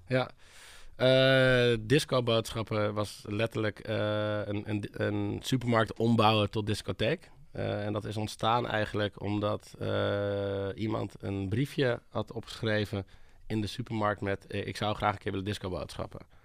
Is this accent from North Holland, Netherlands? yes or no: yes; Hoorn, North Holland, Netherlands; now in Amsterdam, Netherlands; ik kom uit Hoorn, een klein, eh, klein stadje boven Amsterdam